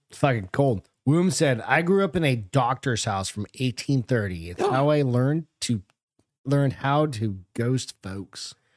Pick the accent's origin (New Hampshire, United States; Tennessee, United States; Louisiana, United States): New Hampshire, United States; Hampton; I grew up in New Hampshire